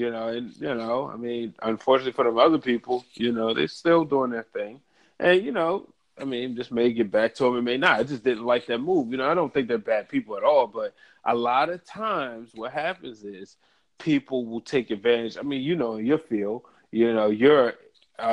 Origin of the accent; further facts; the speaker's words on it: Baltimore, Maryland, United States; I'm from Baltimore